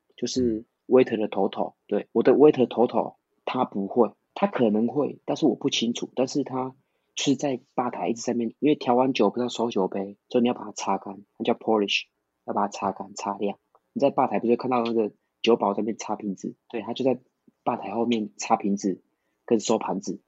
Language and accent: Chinese; Taiwan; first language Taiwanese Hokkien; Chinese is a second language; moved away as an adult; now in Australia; 就一直在小渔村长大